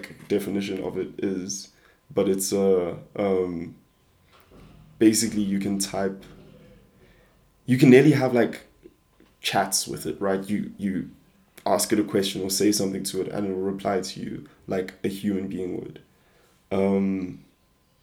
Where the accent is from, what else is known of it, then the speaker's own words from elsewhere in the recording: South Africa; I'm just a South African kid